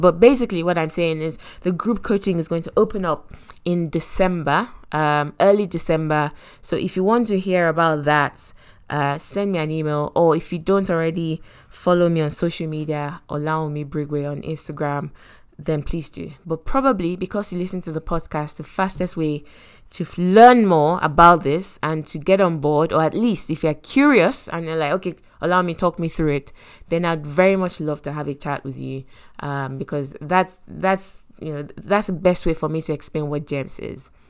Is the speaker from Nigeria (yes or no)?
yes; Lagos, Nigeria; I grew up in Lagos